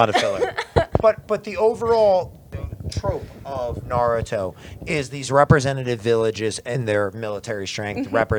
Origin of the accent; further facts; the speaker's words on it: Brick Township, New Jersey, United States; I grew up in Bricktown